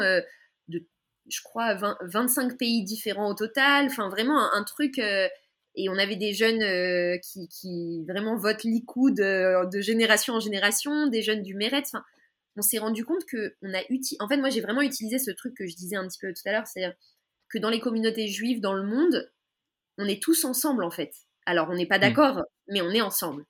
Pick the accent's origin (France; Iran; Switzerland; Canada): France; moved away as an adult; now in Israel; quand on a grandi en France